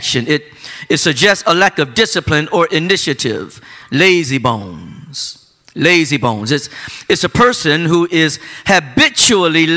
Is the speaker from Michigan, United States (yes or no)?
yes; Flint, Michigan, United States; my hometown of Flint, Michigan